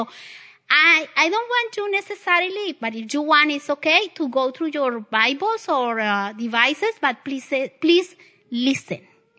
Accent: the South, United States; accent: Southern; you need to get in use with my Southern accent. Very southern.

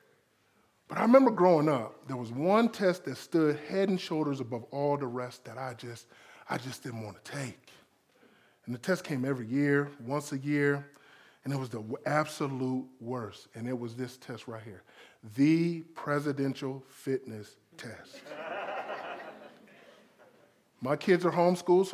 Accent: South Florida, United States; I'm from South Florida.

